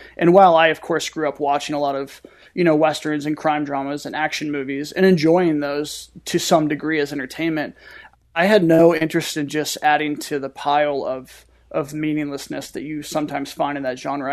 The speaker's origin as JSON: {"language": "English", "town": "St. Louis", "region": "Missouri", "country": "United States", "tie": "born or raised there", "said": "my hometown"}